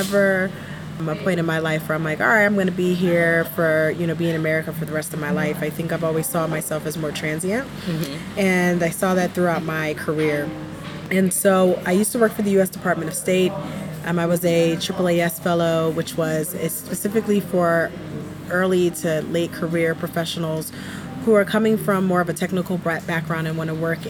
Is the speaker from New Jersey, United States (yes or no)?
yes; New Jersey, United States; moved away as an adult; also born or lived in Philadelphia, Pennsylvania; now in Accra, Ghana; I was born in Philadelphia, raised in South Jersey. And I've been living in Accra now since 2020.